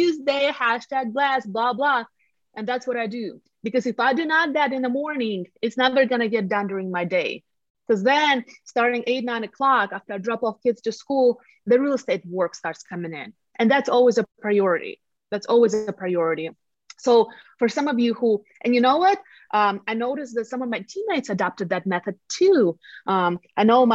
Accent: Latvia; English is a second language; moved away as an adult; now in Colorado Springs, United States; I'm from Eastern Europe, from the country of Latvia

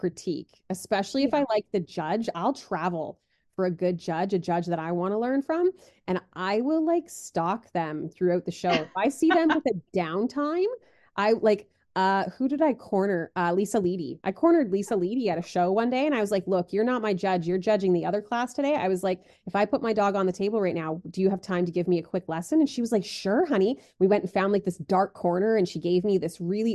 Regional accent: Canada; as a Canadian

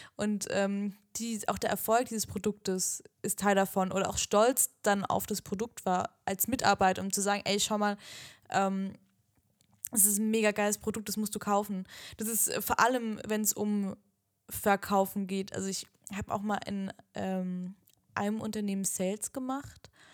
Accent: the South, Southern Germany, Germany; wir kommen ja auch aus dem Süden

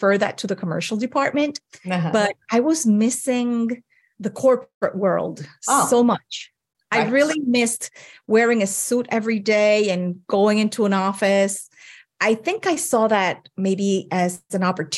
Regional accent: Puerto Rico; moved away as an adult; now in Hawaii, United States; I was born and raised in Puerto Rico

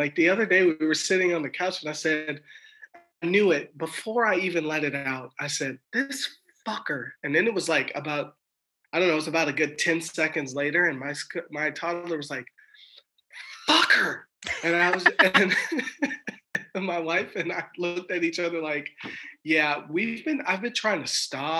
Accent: Germany; born there; also born or lived in Georgia, United States / Alaska, United States; my dad was in the military, and I lived all over the world. I was born in Germany. Everybody else in my family was born in Los Angeles. And so I moved to Alaska when I was 12.

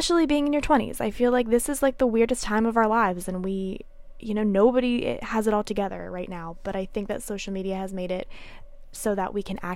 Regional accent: Pennsylvania, United States; moved away as an adult; now in Nashville, United States; I moved here from Pennsylvania, which is where I was born and raised

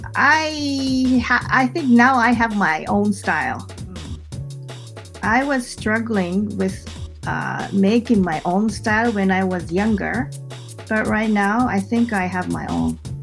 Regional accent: Mie, Japan; English is a second language; moved away as an adult; also born or lived in Tokyo; I moved back to my hometown in 2012

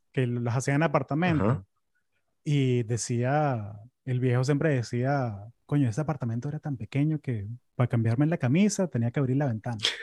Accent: Caracas, Capital District, Venezuela; moved away as an adult; now in United States; yo me acuerdo cuando era chamo en Caracas

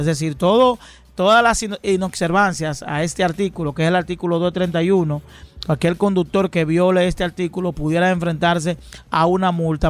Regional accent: Dominican Republic; de vida que hemos tenido los dominicanos

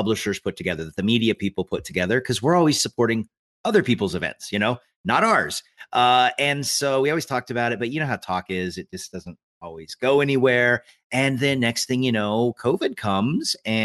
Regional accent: Eastern Washington, United States; I grew up in Eastern Washington

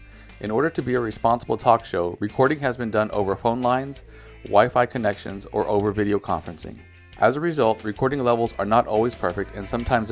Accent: Texas, United States; And me being a Texan

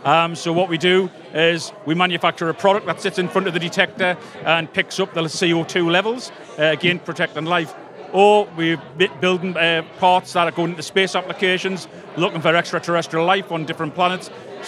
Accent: South Shields, North East England, United Kingdom; From South Shields in the northeast of England.

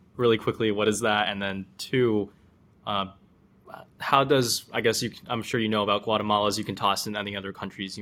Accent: United States; as an American

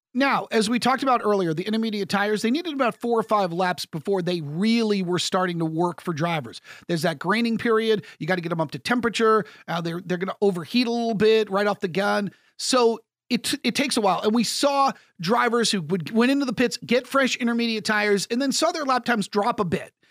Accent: United States; As an American

